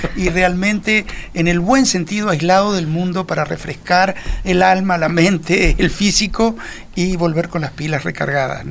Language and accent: Spanish; Uruguay